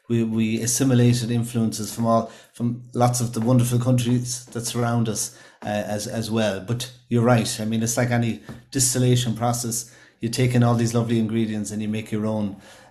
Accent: Ireland; living here on our small island of Ireland

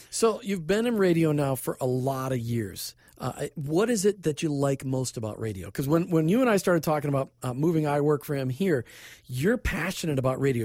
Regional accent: Minnesota, United States; moved away; also born or lived in Tampa Bay, Florida; I grew up in Minnesota

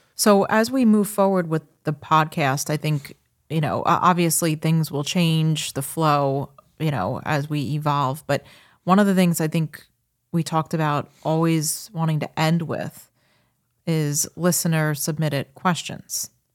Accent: Long Island, New York, United States; I am from Long Island, born and raised

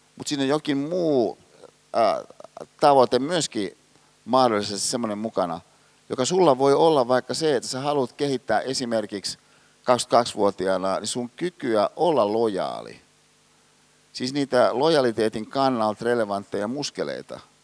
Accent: Hyvinkää, Uusimaa, Finland; mä oon kotoisin Hyvinkäältä

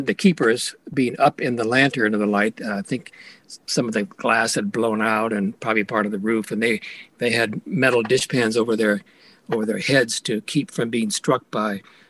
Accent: Iowa, United States; moved away; I was raised in Iowa, of all places

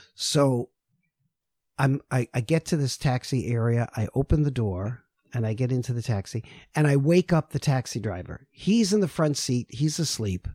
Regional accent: New York City, New York, United States; I'm from New York City

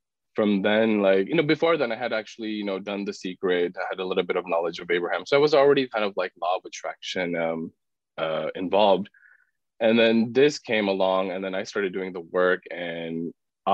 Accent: Pakistan; moved away; I'm from Pakistan originally. So I was born and raised in a very conservative Muslim family

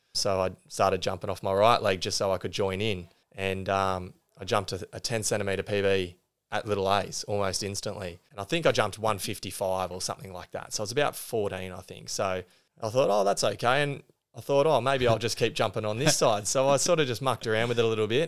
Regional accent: Green Point, New South Wales, Australia; also born or lived in Sydney; I grew up on the Central Coast. Uh, we moved here from Sydney when I was, uh, just four. And so I, I lived in Green Point

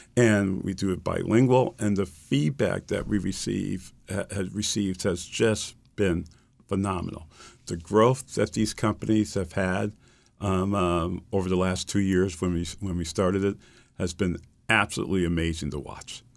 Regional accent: Springfield, Massachusetts, United States; I grew up in Springfield, Massachusetts.

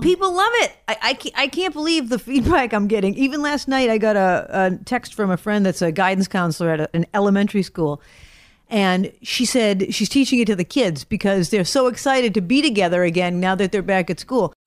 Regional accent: Brockton, Massachusetts, United States; I grew up in Brockton

